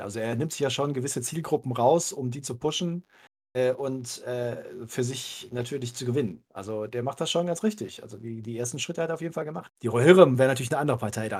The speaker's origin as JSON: {"language": "German", "town": "Cologne", "region": "North Rhine-Westphalia", "country": "Germany", "tie": "born or raised there", "said": "ich bin ja gebürtiger Kölner"}